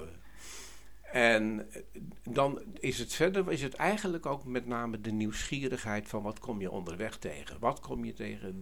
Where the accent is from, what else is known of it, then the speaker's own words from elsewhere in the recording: Harderwijk, Gelderland, Netherlands; ik kom uit Harderwijk